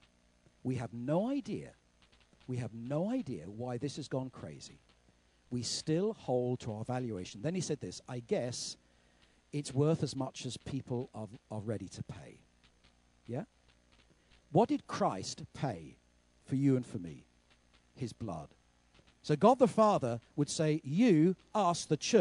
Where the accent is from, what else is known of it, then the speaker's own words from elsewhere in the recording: United Kingdom; We don't do that as British people